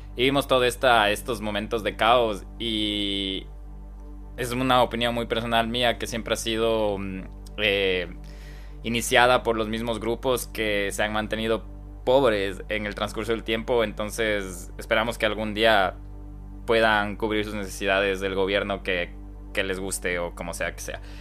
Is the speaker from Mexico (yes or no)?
no; Ecuador; moved away